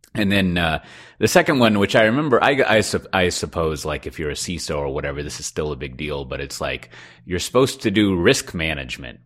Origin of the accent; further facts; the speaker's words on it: Austin, Texas, United States; I'm from Austin